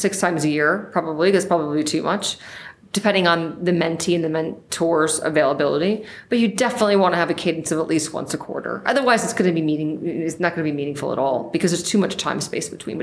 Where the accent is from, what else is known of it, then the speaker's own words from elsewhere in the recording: United States; I'm from New York